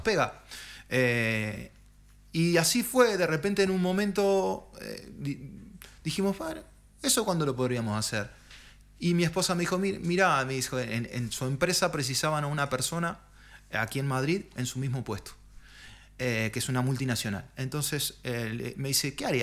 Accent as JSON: {"language": "Spanish", "region": "Montevideo", "country": "Uruguay", "moved": "as an adult", "lives_now": "Spain", "said": "yo soy montevideano"}